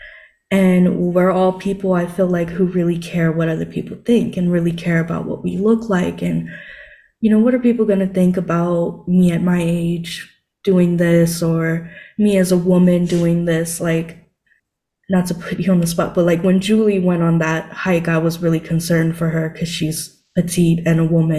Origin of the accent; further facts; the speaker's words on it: Guam; I'm from Guam and that's kind of like close to Japan, so I even took like Japanese